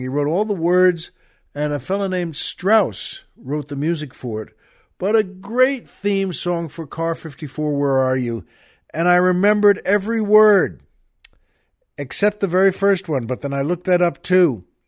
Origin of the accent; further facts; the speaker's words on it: Long Island, New York, United States; where I grew up on Long Island